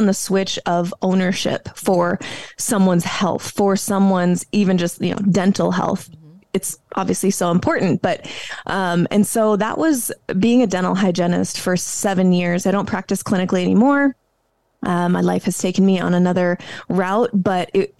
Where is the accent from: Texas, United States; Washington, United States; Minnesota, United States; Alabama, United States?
Washington, United States; Spokane; moved away as an adult; I actually moved back to my hometown, Spokane, Washington